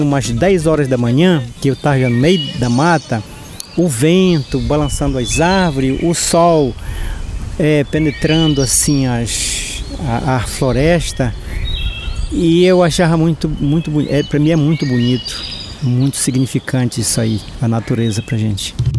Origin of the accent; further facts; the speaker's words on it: São Pedro do Arapiuns, Pará, Brazil; moved away as an adult; eu sou natural de São Pedro do Rio Arapiuns, tenho 65 anos de idade, nasci e me criei no Arapiuns. Saí de lá já com os meus 33 anos de idade